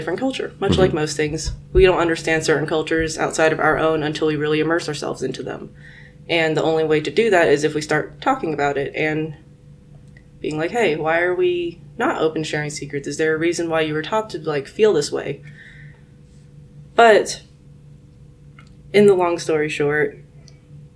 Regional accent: Guangzhou, Guangdong, China; now in United States; Guangzhou is my hometown.

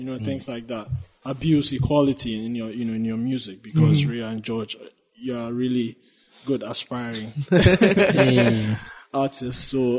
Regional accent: Ghana; You know, as a Ghanaian, it felt like I could relate to a lot of things in that sense.

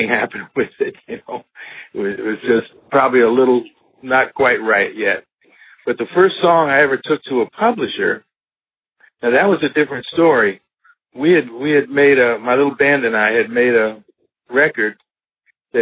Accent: White Plains, New York, United States; I grew up just outside of New York City in the suburbs in White Plains, New York.

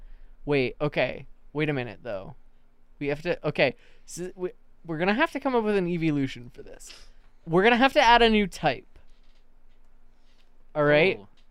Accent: Union County, New Jersey, United States; I was born in Union County.

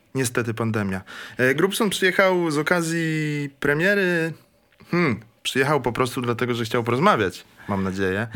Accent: Kraków, Lesser Poland, Poland; pochodzę z Krakowa

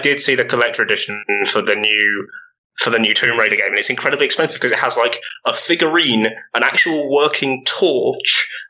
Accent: United Kingdom; That was me being British.

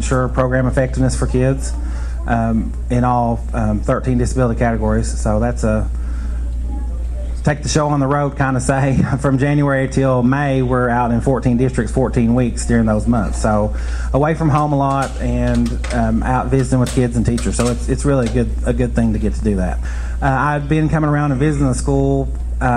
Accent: Prestonsburg, Kentucky, United States; moved away as an adult; I'm originally from Prestonsburg in Floyd County in far eastern Kentucky, about 3.5 hours east of here. Graduated from Prestonsburg High School in 95

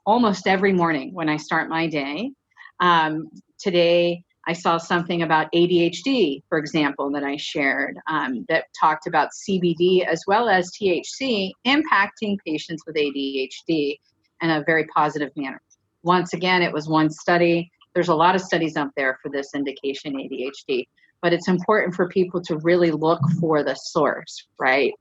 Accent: Philadelphia, Pennsylvania, United States; I talk so fast because, well, I'm from Philly

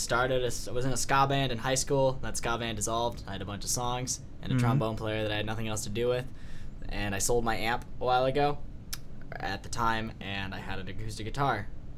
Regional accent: Ypsilanti, Michigan, United States; So, Garrett and I are from Ypsilanti.

